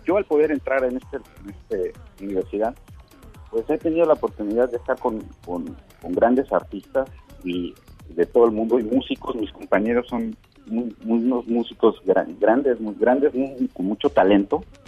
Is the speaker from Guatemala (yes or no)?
no; Mexico; moved away as an adult; now in Finland; los mexicanos